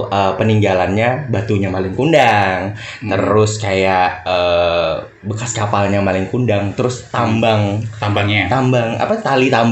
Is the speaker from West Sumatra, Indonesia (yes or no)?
yes; Padang, West Sumatra, Indonesia; Nah, karena dari tempat gue kan, dari Padang.